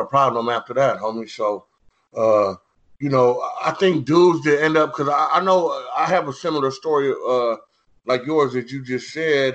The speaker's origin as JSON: {"language": "English", "town": "San Diego", "region": "California", "country": "United States", "said": "I'm from San Diego"}